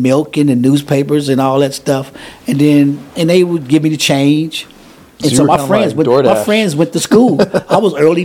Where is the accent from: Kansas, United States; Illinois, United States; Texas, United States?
Illinois, United States; Chicago; I grew up in Chatham, and there was a lot of elderly people